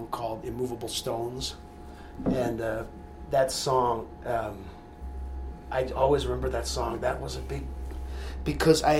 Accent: Saskatchewan, Canada; My hometown in Saskatchewan, Canada, is about 1,000 people

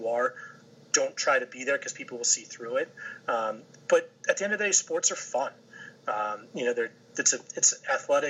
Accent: Boston, Massachusetts, United States; now in Philadelphia, United States; I grew up in Boston

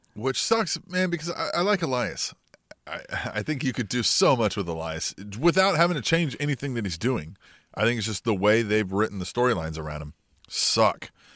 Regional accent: United States; We are American

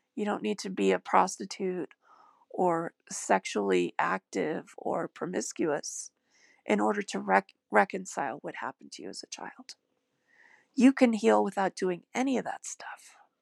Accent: United States; I was born in America

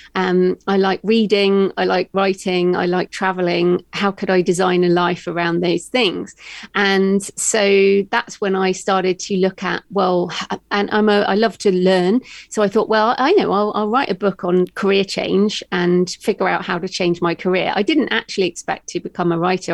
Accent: United Kingdom; accent: British; moved away as an adult; also born or lived in Australia; I'm British, as you can tell by my accent.

